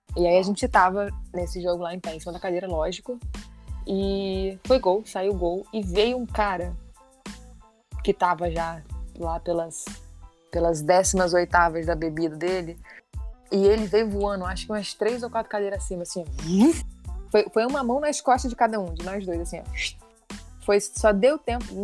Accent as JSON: {"language": "Portuguese", "region": "interior of Espírito Santo", "country": "Brazil", "said": "eu sou capixaba, né? Sou do interior do Espírito Santo"}